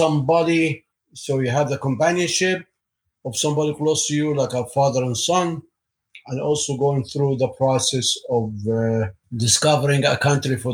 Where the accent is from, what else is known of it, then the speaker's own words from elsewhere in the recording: Egypt; moved away as an adult; now in United States; I grew up in Egypt, in an Egyptian family